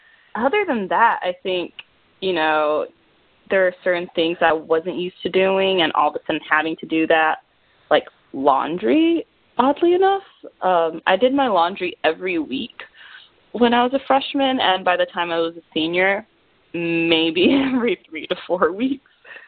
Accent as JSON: {"language": "English", "region": "Florida", "country": "United States", "tie": "born or raised there", "said": "I guess part of me will say that growing up in Florida had a lot to do with making that decision"}